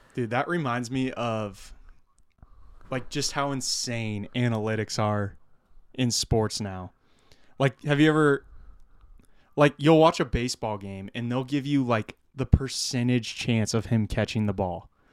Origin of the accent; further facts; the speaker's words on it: De Soto, Iowa, United States; growing up in DeSoto